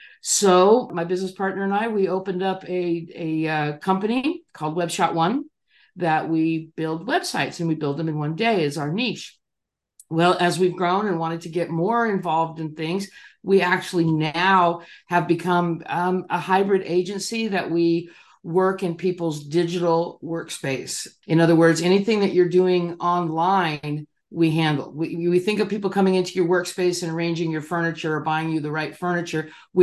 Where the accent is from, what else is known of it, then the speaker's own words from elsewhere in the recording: Chula Vista, California, United States; Well, I grew up in Southern California in San Diego County, the city of Chula Vista, and you know, just a kind of a normal mid-level upbringing.